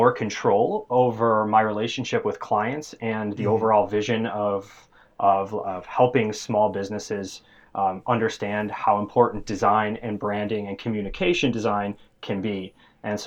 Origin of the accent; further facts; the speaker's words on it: Chicago, Illinois, United States; also born or lived in Ames, Iowa; I was born and raised here in Chicago